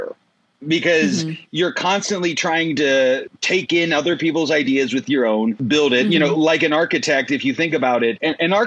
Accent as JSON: {"language": "English", "region": "West Central Pennsylvania", "country": "United States", "tie": "born or raised there", "also_born_or_lived": "Pittsburgh", "moved": "as an adult", "lives_now": "Los Angeles, United States", "said": "I grew up in West Central Pennsylvania, a very rural area."}